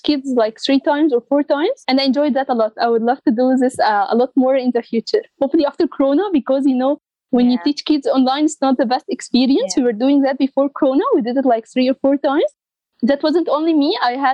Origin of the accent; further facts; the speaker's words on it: Egypt; in my country, Egypt, I was in a team of girls